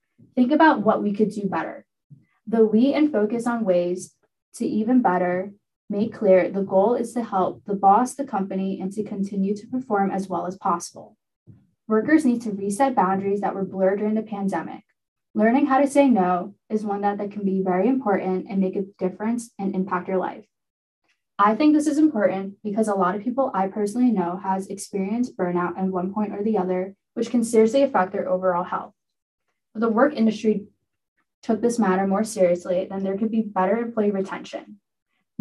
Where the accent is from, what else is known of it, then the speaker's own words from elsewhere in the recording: Long Island, New York, United States; I'm from Long Island, New York